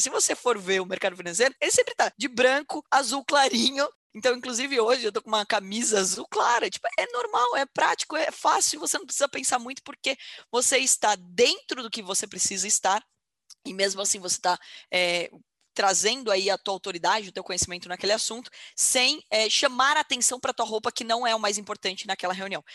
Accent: Porto Feliz, São Paulo, Brazil; moved away as an adult; also born or lived in Campinas; Sou nascida em Porto Feliz, uma cidade com 51 mil habitantes. Desde que eu me entendo por gente, continua a mesma população, porque infelizmente não tinha faculdade em Porto Feliz, então todo todo mundo ia fazer faculdade fora

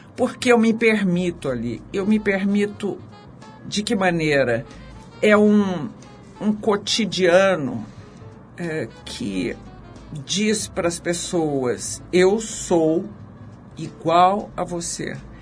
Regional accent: Brazil; now in São Paulo, Brazil; eu que sou caipira do interior

